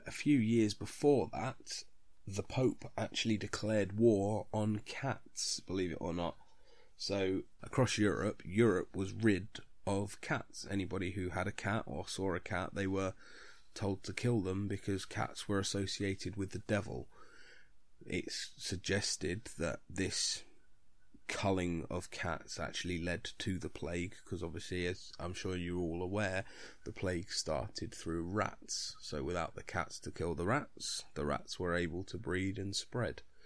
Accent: United Kingdom; being British

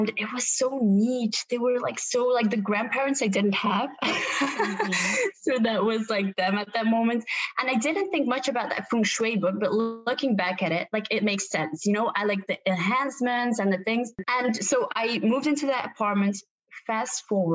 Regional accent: Belgium; also born or lived in Ghent, Belgium; I'm from Belgium

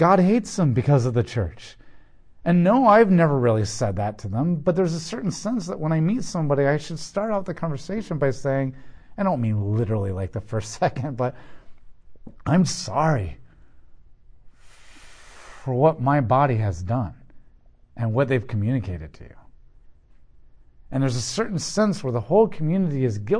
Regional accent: United States; I'm an American

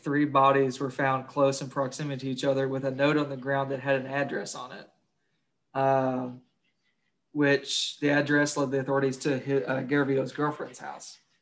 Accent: Kentucky, United States; I'm from Kentucky

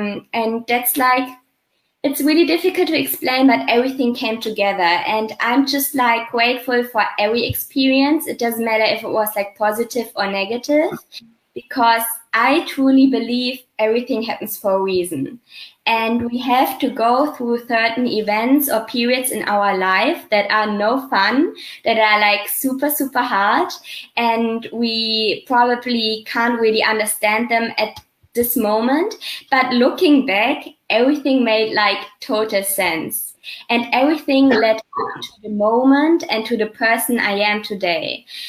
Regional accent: Germany; English is a second language; So I grew up in like a small city.

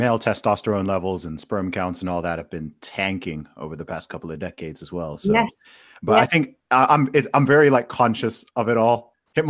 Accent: Saudi Arabia; I mean, my family background is originally from Nigeria. I grew up in Saudi Arabia.

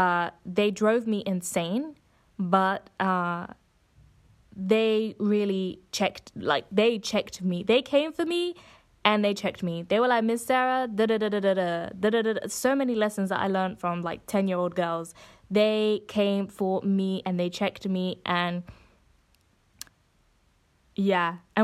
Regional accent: Coventry, West Midlands, United Kingdom; moved away as an adult; I'm originally from the Midlands, so from Coventry, and I decided to go to the University of Essex.

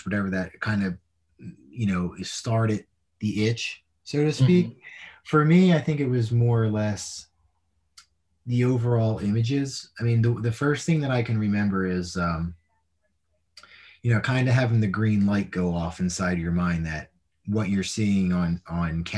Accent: Philadelphia, Pennsylvania, United States; I grew up in Northeast Philly, so row home was very close proximity to each other

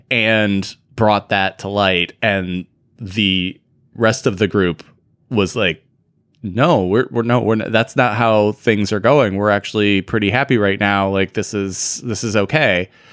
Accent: United States; we are good American boys

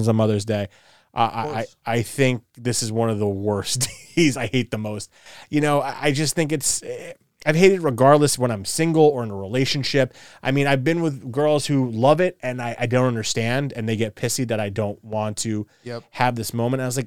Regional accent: East Coast, United States; growing up on the East Coast

